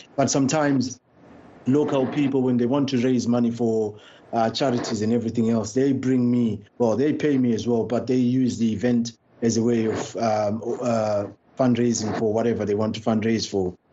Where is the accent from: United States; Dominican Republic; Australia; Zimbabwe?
Zimbabwe; Bulawayo; now in London, United Kingdom; I was born in uh, and raised in Bulawayo.